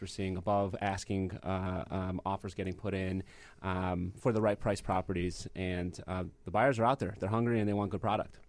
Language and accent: English; Michigan, United States; born or raised there; moved away as an adult; now in Chicago, United States